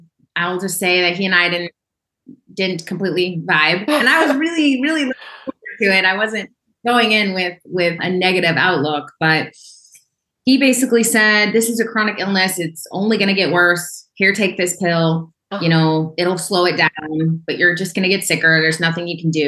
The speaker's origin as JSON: {"language": "English", "region": "Oklahoma", "country": "United States", "tie": "born or raised there", "said": "I grew up in Oklahoma in a small town"}